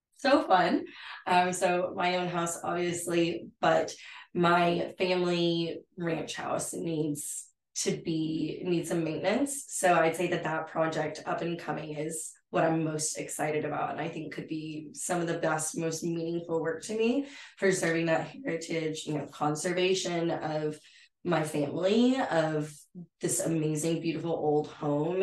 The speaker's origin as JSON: {"language": "English", "town": "San Angelo", "region": "Texas", "country": "United States", "tie": "born or raised there", "also_born_or_lived": "Fort McKavett, Texas", "lives_now": "Fort Worth, United States", "said": "I'm from San Angelo, Texas. I grew up in, you know, rural ranching community area."}